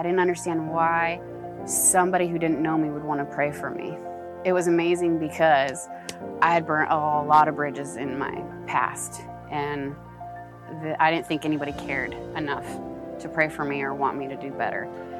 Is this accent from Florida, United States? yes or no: no; Brownsville, Texas, United States; I'm from Brownsville.